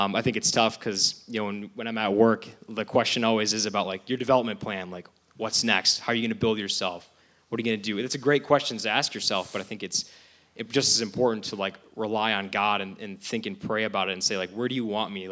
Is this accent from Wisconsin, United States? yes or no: yes; Sheboygan, Wisconsin, United States; I've lived in Sheboygan basically my whole life.